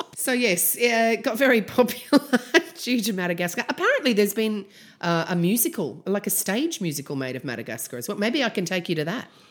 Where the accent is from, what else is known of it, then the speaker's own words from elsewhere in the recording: Canberra, Australian Capital Territory, Australia; I'm from Canberra.